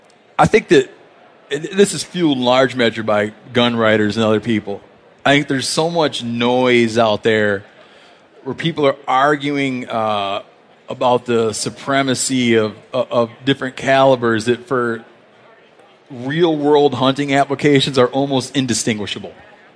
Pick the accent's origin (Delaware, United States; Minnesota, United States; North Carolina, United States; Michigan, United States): Michigan, United States; Like, I grew up in Michigan.